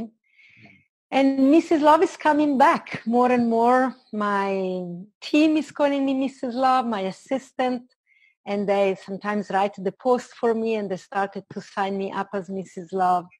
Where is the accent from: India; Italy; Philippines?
Italy; moved away as an adult; also born or lived in London; I was born in Italy. And when I started traveling, I left Italy in my early 20s and I lived in London for a while.